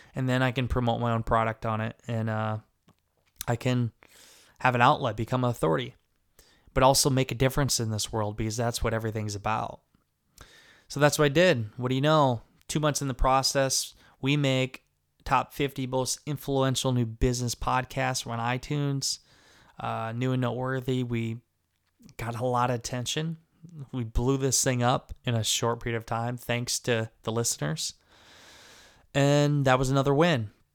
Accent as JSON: {"language": "English", "area": "Garnavillo", "region": "Northeast Iowa", "country": "United States", "tie": "born or raised there", "also_born_or_lived": "Des Moines, Iowa", "said": "I go back and forth between the apartment in Des Moines and my house in Garnerville, Ohio, in Northeast Iowa"}